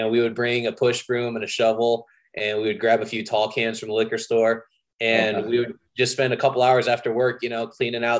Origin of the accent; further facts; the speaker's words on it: San Jose, California, United States; also born or lived in Santa Cruz; now in Los Angeles, United States; I grew up in San Jose, went to college in Santa Cruz